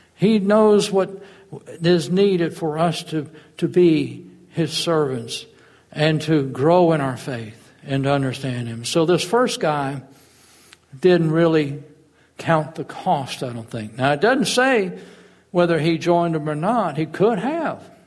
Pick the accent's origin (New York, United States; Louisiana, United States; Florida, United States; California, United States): Florida, United States; Fort Walton Beach; I grew up in Fort Walton